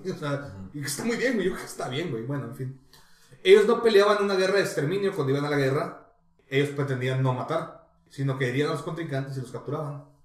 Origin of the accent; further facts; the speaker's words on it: Baja California, Mexico; somos de Baja California